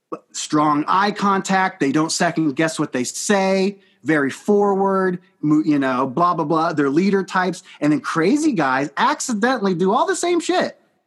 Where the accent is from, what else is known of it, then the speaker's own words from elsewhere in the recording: Iowa, United States; moved away; I'm from Iowa